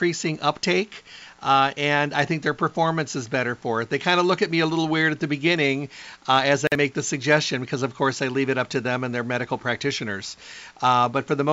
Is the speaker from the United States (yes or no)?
yes; Midwest, United States; I grew up in the Midwest